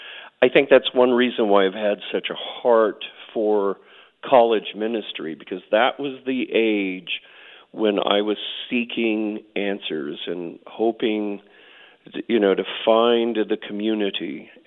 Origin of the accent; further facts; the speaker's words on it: Oklahoma, United States; also born or lived in Air Force bases; I grew up on Air Force bases, but both of my parents were Oklahomans. We moved back to Oklahoma when my dad retired from the Air Force, and I went to college here in Oklahoma, so I consider myself an Oklahoman, yeah.